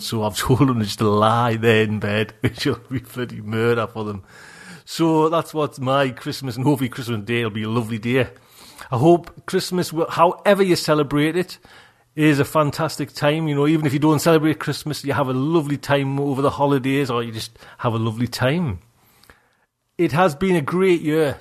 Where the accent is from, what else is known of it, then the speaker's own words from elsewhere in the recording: Geordie, North East England, United Kingdom; accent: Geordie; I'm getting Geordie now